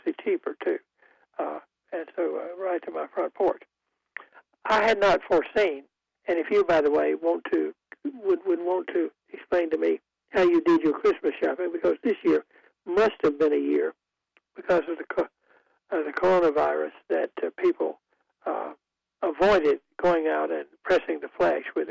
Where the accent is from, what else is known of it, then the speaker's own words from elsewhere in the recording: Goldsboro, North Carolina, United States; living in my hometown, which it was Goldsboro was a town of about 25,000 people when I was growing up